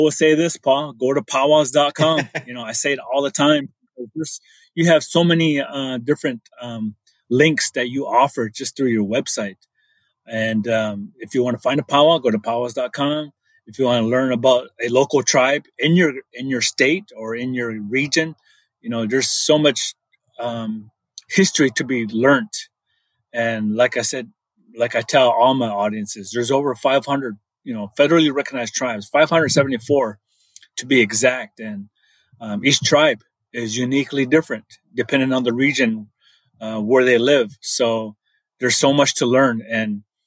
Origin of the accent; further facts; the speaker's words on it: Meskwaki Settlement, central Iowa, United States; I come from the Meskwaki Nation. It's a community in central Iowa